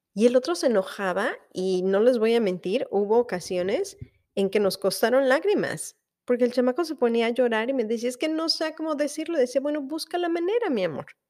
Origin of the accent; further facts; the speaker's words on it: Mexico; moved away as an adult; yo soy mexicana y que estoy orgullosa de ser mexicana